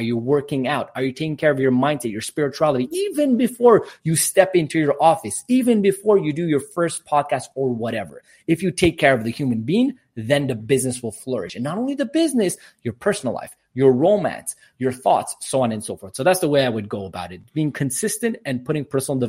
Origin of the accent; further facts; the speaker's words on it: Quebec, Canada; born there; English is a second language; So I'm born in Canada, but I'm Armenian descent. Both my parents are Armenian, so that's where my little accent comes from. Obviously speak French because Quebec, English and Armenian, and working on Spanish.